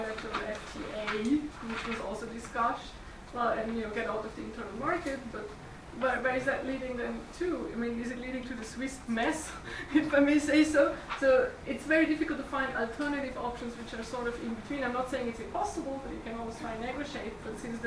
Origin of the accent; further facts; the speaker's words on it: Liechtenstein; I am from Liechtenstein